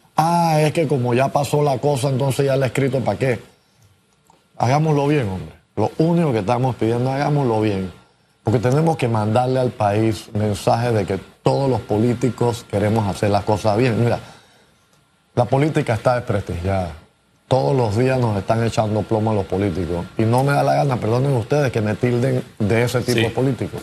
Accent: Panama; todos somos panameños

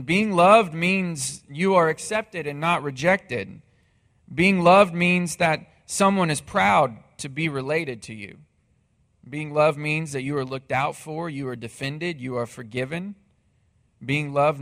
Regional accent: Missouri, United States; moved away as an adult; now in Texas, United States; my hometown in Missouri

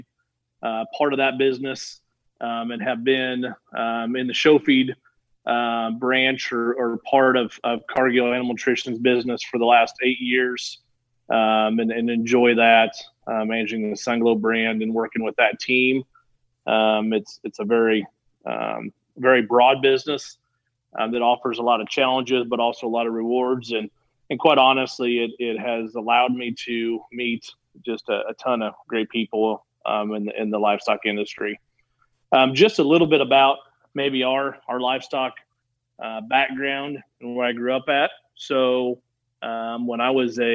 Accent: Lincoln, Illinois, United States; also born or lived in Iowa / Denver / Salt Lake City / St. Louis; I grew up in Central Illinois, the Lincoln area

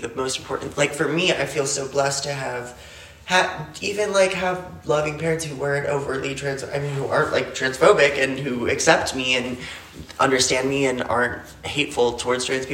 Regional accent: Phoenix, Arizona, United States; now in New York, United States; where I grew up in Phoenix.

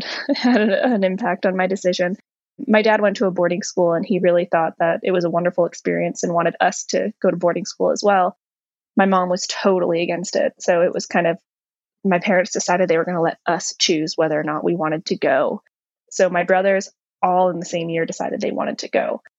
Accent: Ocean Reef, Florida, United States; I was born in Florida. And I went to, you know, preschool and early years of elementary school in Florida in a little community called Ocean Reef.

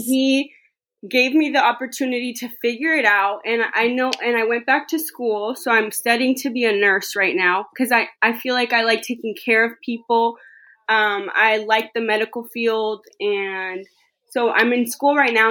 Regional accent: the Bay Area, California, United States; I'm from the Bay Area.

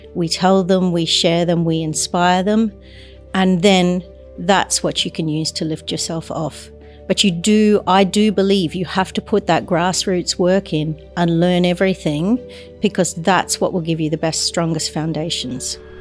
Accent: Brisbane, Queensland, Australia; moved away as an adult; also born or lived in New York; now in London, United Kingdom; I was away from my hometown of Brisbane

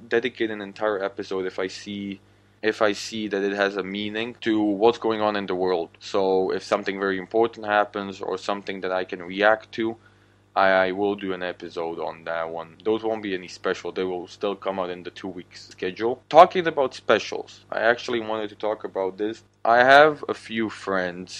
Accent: Slovakia; first language Slovak; English is a second language; I'm actually from the country of Slovakia

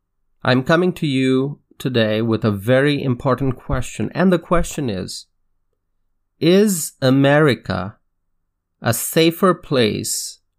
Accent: Wisconsin, United States; In my home state of Wisconsin, riots and looting have caused devastation on State Street near downtown Madison.

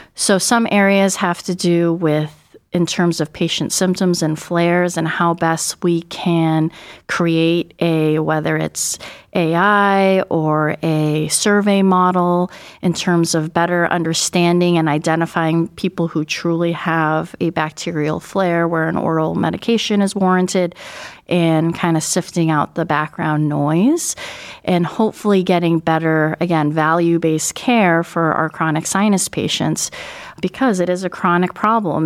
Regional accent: Northern California, United States; moved away as an adult; also born or lived in Buffalo, New York / Albany, New York / Seattle, Washington; now in Cleveland, United States; I grew up mostly in Northern California

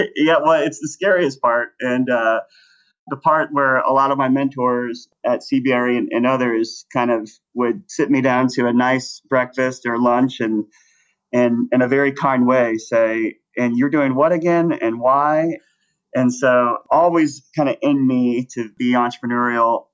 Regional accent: Plano, Texas, United States; moved away as an adult; also born or lived in Los Angeles, California; I grew up in Dallas, Texas, in a suburb called Plano.

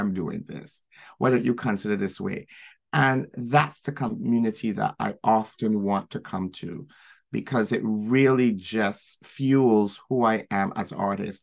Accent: Barbados; moved away as an adult; now in New York City, United States; growing up in Barbados. And then moving here

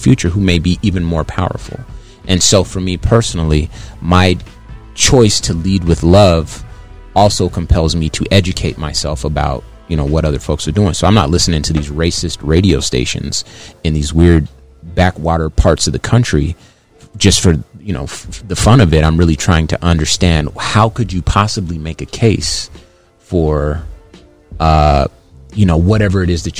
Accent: Compton, California, United States; I grew up in California, lived my life

